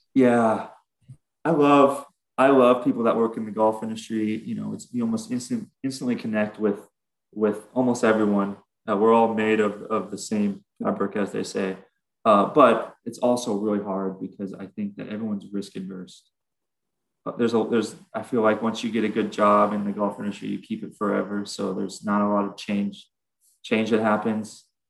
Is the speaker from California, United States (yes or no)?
yes; Southern California, United States; we're we're from Southern California